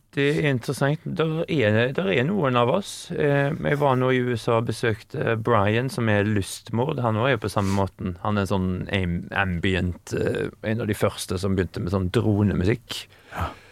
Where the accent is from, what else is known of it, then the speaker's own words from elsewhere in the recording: Haugesund, Rogaland, Norway; now in Sweden; nå er jeg fra Haugesund